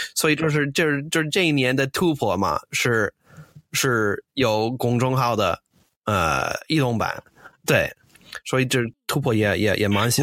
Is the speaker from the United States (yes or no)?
yes; United States; Chinese is a second language; moved away as an adult; now in China; 我是个美国人，呃，我零八年来，来了中国